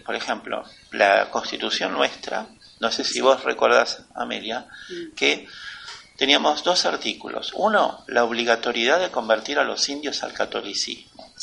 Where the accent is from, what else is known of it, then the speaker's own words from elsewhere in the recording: Argentina; Nosotros, los argentinos, todos bajamos de los barcos